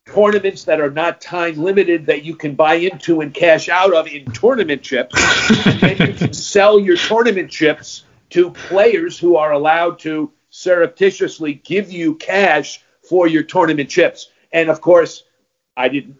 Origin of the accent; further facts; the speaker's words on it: United States; as an American